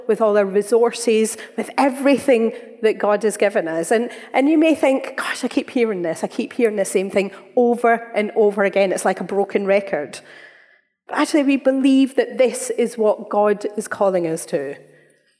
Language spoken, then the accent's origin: English; Scotland, United Kingdom; we're Scottish